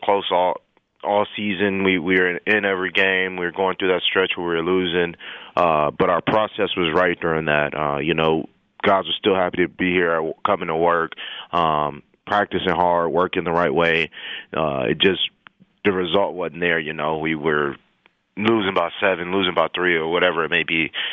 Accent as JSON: {"language": "English", "town": "El Paso", "region": "Texas", "country": "United States", "moved": "yes", "said": "I'm from El Paso, Texas, so I had a lot of family and friends and college teammates there as well"}